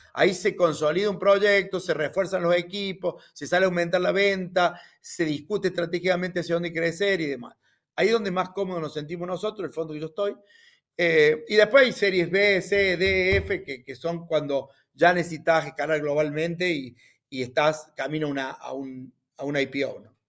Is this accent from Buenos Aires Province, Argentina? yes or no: no; Río Cuarto, Córdoba, Argentina; un criollito de Río Cuarto, así decimos, yo nací en Río Cuarto